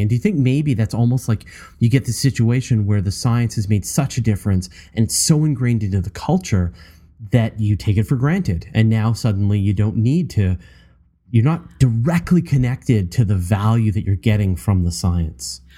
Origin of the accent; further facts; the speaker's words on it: Canada; as a Canadian